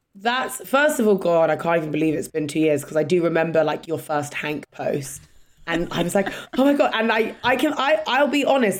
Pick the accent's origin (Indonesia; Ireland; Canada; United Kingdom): United Kingdom; England; accent: English; my English accent.